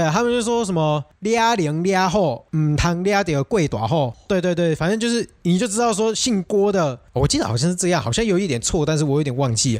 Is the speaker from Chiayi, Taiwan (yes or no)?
no; Tainan, Taiwan; 我们台南习俗